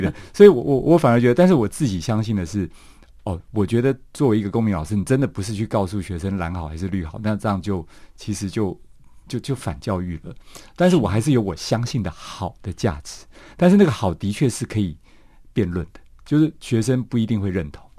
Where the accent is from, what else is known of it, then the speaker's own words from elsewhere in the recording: Taiwan; 我父亲是一九四九年来台湾的外省人，那我妈妈是 本省人